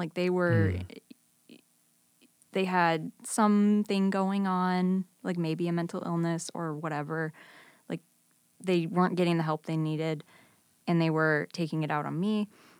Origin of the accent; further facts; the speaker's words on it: Libertyville, Illinois, United States; now in Chicago, United States; I grew up in Libertyville.